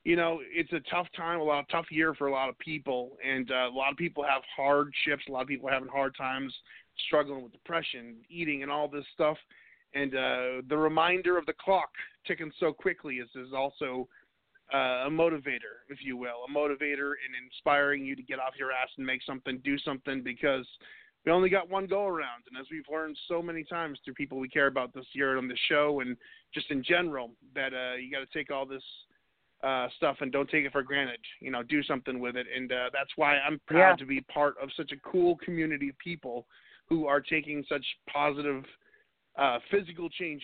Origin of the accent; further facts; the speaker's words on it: New England, New Hampshire, United States; moved away as an adult; now in Raleigh, United States; I'm from New England, and I moved down south to Raleigh, North Carolina about 5 years ago